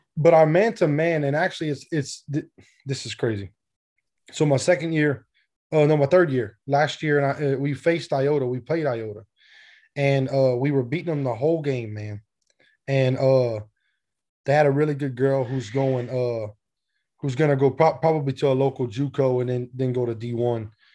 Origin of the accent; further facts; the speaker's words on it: South Louisiana, United States; I'm from Louisiana